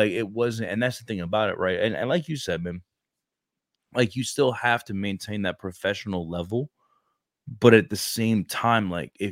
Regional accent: New York City, New York, United States; I'm from Brooklyn.

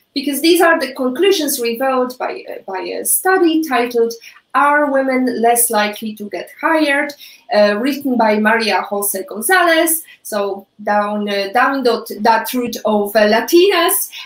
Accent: Poland; English is a second language; moved away; I'm Polish. I was born and raised in Poland

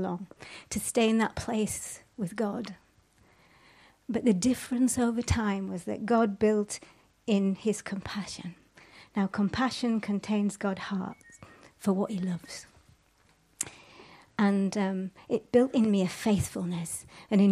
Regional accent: Yorkshire and the Humber, United Kingdom; I'm from Yorkshire.

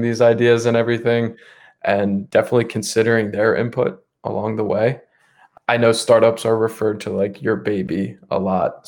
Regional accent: Bucks County, Pennsylvania, United States; I grew up mainly in Bucks County, Pennsylvania. It's the suburbs right outside of Philadelphia

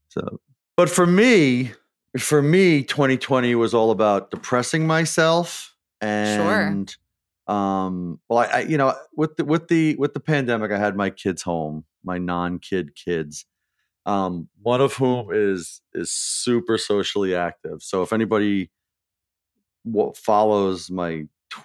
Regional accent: New York, United States; my hometown was one in New York.

